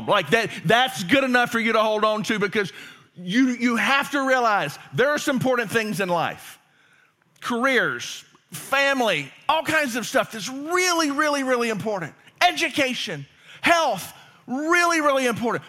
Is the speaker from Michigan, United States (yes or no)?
no; Louisiana, United States; I'm from Louisiana